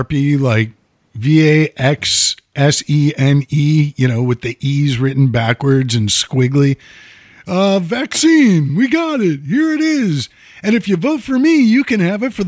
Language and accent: English; United States; I'm an American